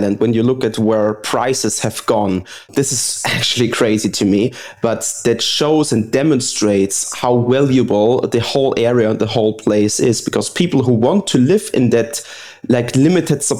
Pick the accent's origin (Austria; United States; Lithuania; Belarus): Austria; moved away as an adult; now in Dubai, United Arab Emirates; I was born in Austria, and my father's from Egypt, so I have like a kind of a mixture in my blood